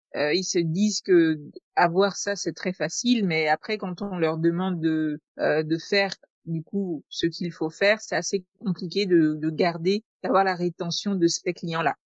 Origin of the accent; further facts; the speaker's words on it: Togo; chez nous au Togo